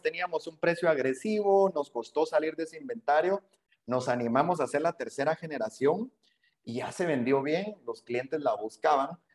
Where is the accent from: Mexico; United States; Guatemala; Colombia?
Guatemala